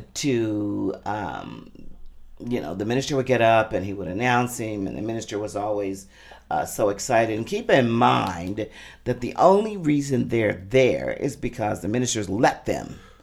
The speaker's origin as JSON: {"language": "English", "town": "Jeffersonville", "region": "Indiana", "country": "United States", "tie": "born or raised there", "also_born_or_lived": "Louisville, Kentucky", "said": "I was born in Louisville, Kentucky, raised in Jeffersonville, Indiana"}